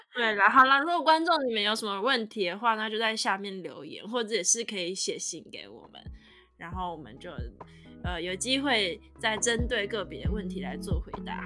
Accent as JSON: {"language": "Chinese", "country": "Taiwan", "also_born_or_lived": "United States", "moved": "as an adult", "lives_now": "Germany", "said": "现在如果真的回去台湾可能会不适应"}